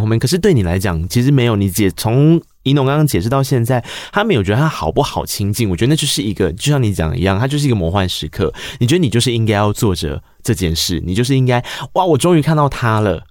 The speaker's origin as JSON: {"language": "Chinese", "region": "rural Tainan", "country": "Taiwan", "tie": "born or raised there", "said": "我是一个在台南乡下长大的孩子"}